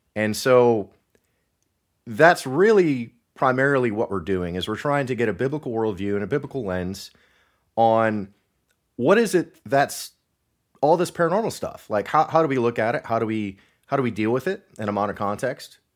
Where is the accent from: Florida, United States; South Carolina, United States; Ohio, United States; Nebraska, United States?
Ohio, United States; Northwest; moved away; I'm originally from Northwest Ohio